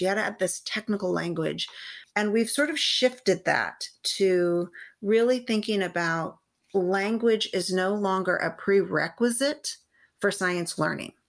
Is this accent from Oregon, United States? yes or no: no; San Gabriel Valley, California, United States; I am a California native. I grew up in the San Gabriel Valley